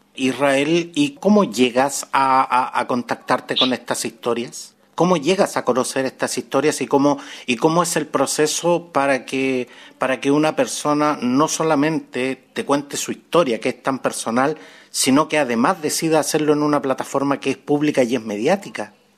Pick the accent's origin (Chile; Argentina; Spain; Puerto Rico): Chile; acá en mi país, en Chile